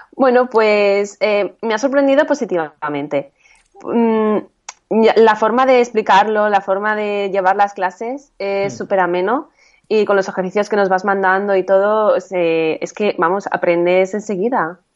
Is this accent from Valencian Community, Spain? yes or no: yes; Valencia, Valencian Community, Spain; soy de Valencia